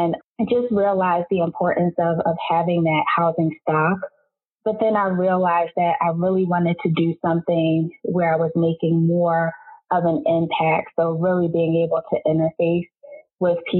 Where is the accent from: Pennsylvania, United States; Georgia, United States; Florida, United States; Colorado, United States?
Pennsylvania, United States; Philadelphia; moved away as an adult; also born or lived in Delaware; I am originally from Philadelphia, Pennsylvania